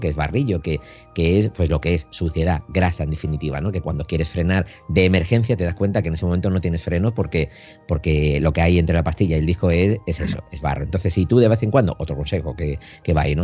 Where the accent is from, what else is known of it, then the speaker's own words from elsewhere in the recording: Andalusia, Spain; now in Galicia, Spain; yo soy andaluz, ¿eh? aunque por circunstancias estoy en Galicia